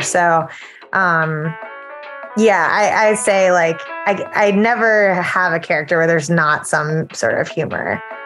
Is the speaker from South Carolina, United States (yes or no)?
yes; South Carolina, United States; moved away as an adult; now in Chicago, United States; I'm from South Carolina originally